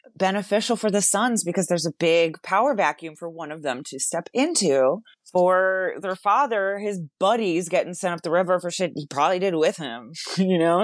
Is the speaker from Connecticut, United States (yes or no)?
no; West Palm Beach, Florida, United States; I'm, I'm from West Palm Beach